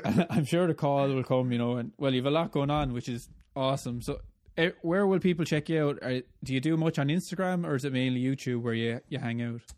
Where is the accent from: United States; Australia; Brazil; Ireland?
Ireland; accent: Irish; the guy with the Irish accent